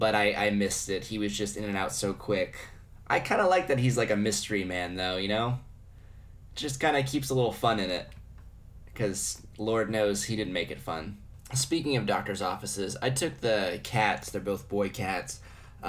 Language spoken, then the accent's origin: English; United States; As an American